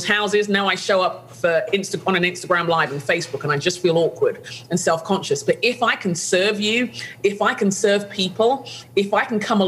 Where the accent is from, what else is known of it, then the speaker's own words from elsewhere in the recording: London, United Kingdom; where I grew up in London